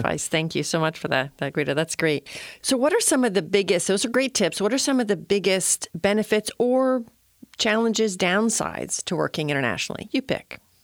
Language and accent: English; Miami, Florida, United States; Miami? I mean, my hometown